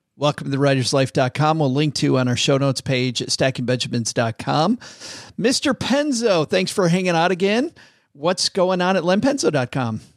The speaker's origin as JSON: {"language": "English", "town": "Vicksburg", "region": "Michigan", "country": "United States", "tie": "born or raised there", "said": "it was my hometown, Vicksburg, Michigan."}